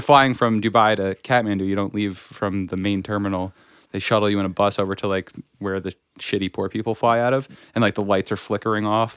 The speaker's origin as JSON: {"language": "English", "town": "Stillwater", "region": "New Jersey", "country": "United States", "tie": "born or raised there", "said": "growing up in the North Jersey in Sussex County, um, in Stillwater specifically"}